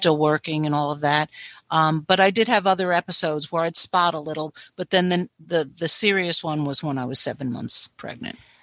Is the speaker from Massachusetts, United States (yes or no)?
no; New Jersey, United States; now in North Carolina, United States; I'm currently from North Carolina, originally from New Jersey